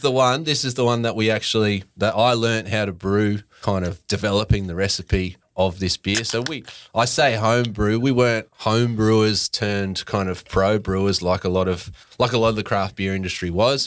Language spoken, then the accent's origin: English; Brisbane, Queensland, Australia; moved away as an adult; now in Sunshine Coast, Australia; I actually grew up in Brisbane